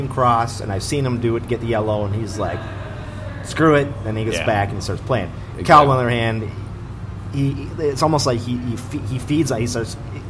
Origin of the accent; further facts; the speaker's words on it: Iron Range, Minnesota, United States; I'm from the Iron Range.